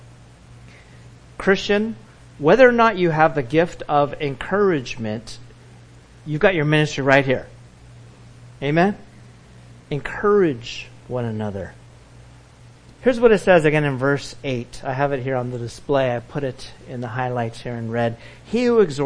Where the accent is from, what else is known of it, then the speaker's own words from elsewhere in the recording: Orange County, California, United States; growing up in Orange County, California